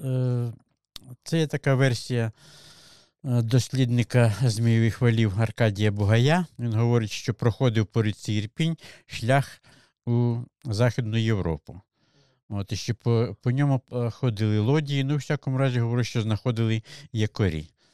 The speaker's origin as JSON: {"language": "Ukrainian", "area": "Malyn district", "region": "Zhytomyr Oblast", "country": "Ukraine", "tie": "born or raised there", "moved": "yes", "lives_now": "Irpin, Ukraine", "said": "Я не корінний житель. Я народився в Житомирській області, Малинському районі сусідній."}